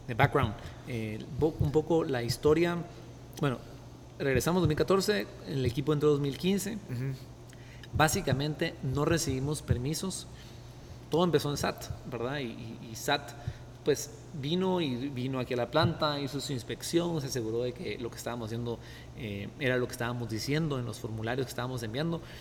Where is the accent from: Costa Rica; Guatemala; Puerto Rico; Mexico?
Guatemala; also born or lived in United States; como guatemalteco